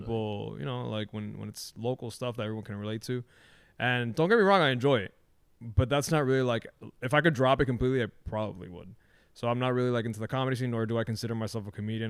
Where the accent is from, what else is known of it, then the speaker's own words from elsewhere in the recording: Miami, Florida, United States; living in, and growing up in Miami